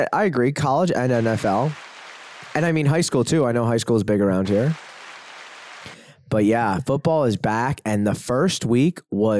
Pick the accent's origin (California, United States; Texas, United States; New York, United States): New York, United States; I'm from New York.